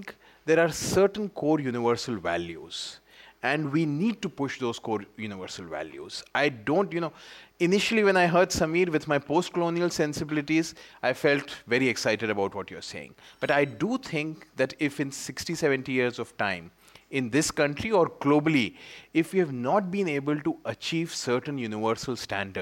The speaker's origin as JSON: {"language": "English", "country": "India", "said": "an Indian citizen"}